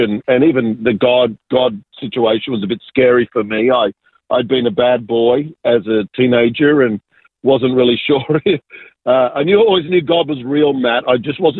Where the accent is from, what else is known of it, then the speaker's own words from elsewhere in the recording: Sydney, New South Wales, Australia; also born or lived in Argentina; I was born in Argentina, so I'm South American, but immigrated when I was very young and really grew up in southwest Sydney in a beautiful little suburb called Ingleburn. So that's where I grew up.